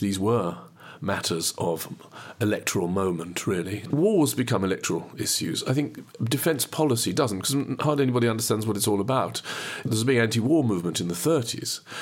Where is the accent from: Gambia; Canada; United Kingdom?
United Kingdom; Midlands; now in Cambridge, United Kingdom; I was born and brought up in the Midlands, and I've lived most of my life in Cambridge